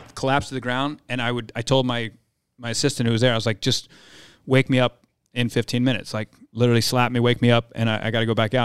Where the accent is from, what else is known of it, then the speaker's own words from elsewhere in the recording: New Jersey, United States; I grew up in Jersey